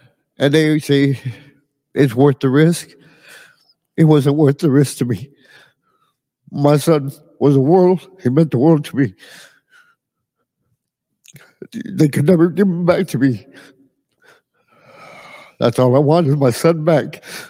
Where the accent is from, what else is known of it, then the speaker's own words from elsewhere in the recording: Edinburg, Texas, United States; I'm from Edinburgh, Texas.